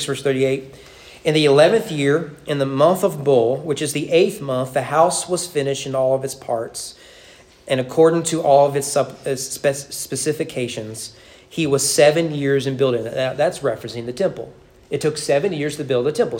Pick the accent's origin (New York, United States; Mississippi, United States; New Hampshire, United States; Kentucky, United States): Kentucky, United States; Owenton; my hometown and you get on 127, go north, or you're up northern Kentucky, come to Frankfort, go south right on 127